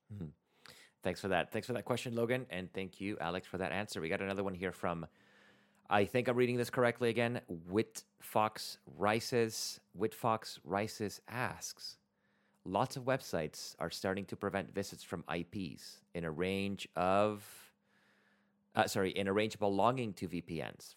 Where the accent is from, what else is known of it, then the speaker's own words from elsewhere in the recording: Venezuela; moved away; I'm originally from Venezuela